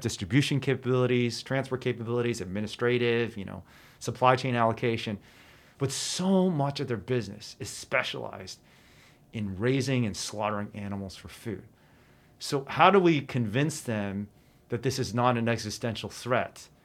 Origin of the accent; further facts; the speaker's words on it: China; now in United States; my home country of China